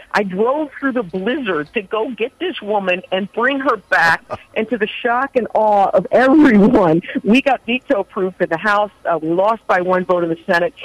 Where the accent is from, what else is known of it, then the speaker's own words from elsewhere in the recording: Ohio, United States; moved away as an adult; also born or lived in Florida; that is my home state.